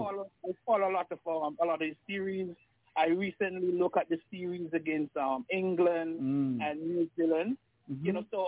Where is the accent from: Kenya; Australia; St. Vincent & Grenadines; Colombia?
St. Vincent & Grenadines; South River, Charlotte; I'm from South River.